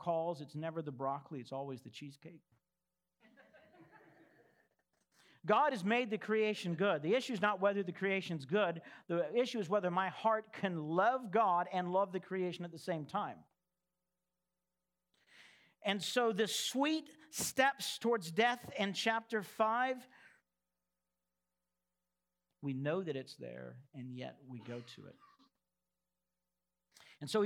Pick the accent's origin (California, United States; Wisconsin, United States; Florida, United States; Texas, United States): Texas, United States; moved away; I'm from Texas